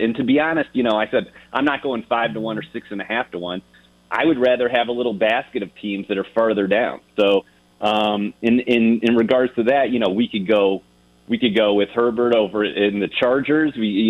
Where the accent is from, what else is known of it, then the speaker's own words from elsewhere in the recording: Ohio, United States; You just check my bio. I'm from Ohio.